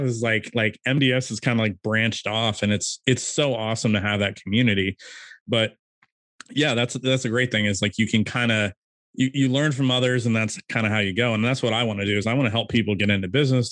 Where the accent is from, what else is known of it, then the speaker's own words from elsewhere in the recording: California, United States; I'm from California